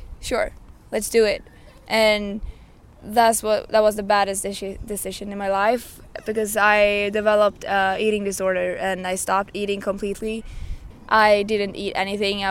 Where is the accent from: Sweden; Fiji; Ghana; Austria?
Sweden; Arvika, Värmland; moved away as an adult; now in Stockholm, Sweden; I was scouted as a model when I was about 15 years old back in my hometown, Arvika